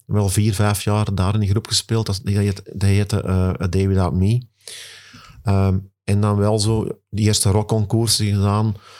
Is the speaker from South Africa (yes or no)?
no; Kalmthout, Flanders, Belgium; Ik ben afkomstig van Nieuwmoer, Kalmthout